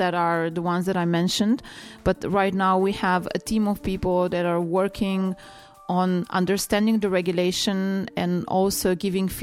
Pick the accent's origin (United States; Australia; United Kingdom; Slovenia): Slovenia; I'm coming from Slovenia